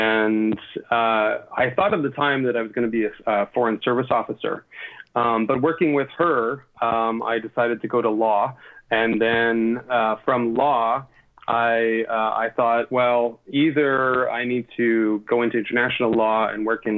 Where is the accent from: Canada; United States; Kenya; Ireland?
Canada; Western Canada; she's originally from Eastern Canada, and I am originally from Western Canada.